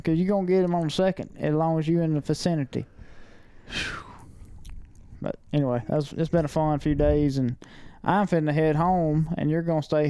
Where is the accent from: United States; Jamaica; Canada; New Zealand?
United States; the South; we grew up in the South and hunting national forest